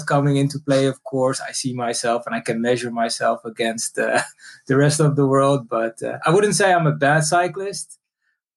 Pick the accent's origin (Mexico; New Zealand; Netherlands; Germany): Netherlands; born and raised in the Netherlands